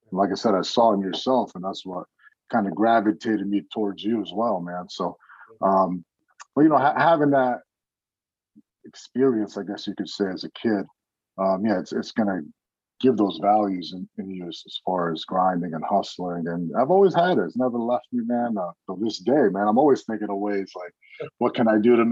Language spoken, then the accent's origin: English; New Jersey, United States; now in California, United States; I grew up in Jersey, North Jersey, close to New York City. I wasn't born in this country, man. I came here when I was a year old